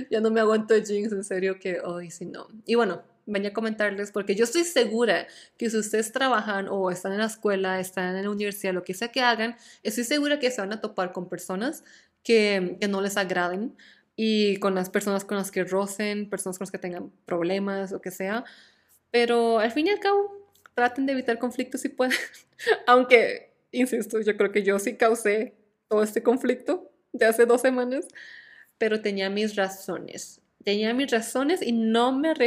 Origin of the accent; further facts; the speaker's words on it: Costa Rica; moved away; yo salí de Costa Rica el, como el 20 y algo de septiembre del 2018. Entonces ya oficialmente han pasado más de cuatro años desde que toqué suelo tico.